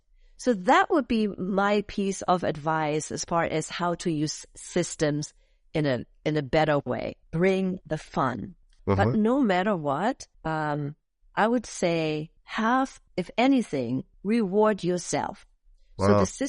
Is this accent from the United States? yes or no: no; Germany; English is a second language; moved away as an adult; in Europe, in Germany. That's my home country that I originated from and that I grew up.